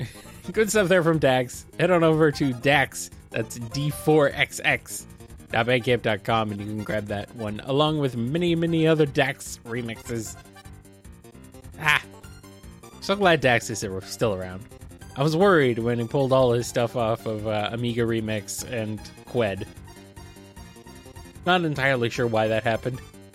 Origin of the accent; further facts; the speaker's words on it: United States; accent: Bland American; I do not really have a definable accent, I guess. Bland American, boring American. That's my accent.